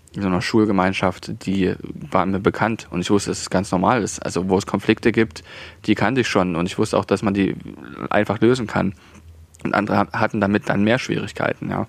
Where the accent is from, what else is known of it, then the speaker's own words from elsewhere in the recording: Saxony, Germany; accent: Saxon; unseren sächsischen Dialekt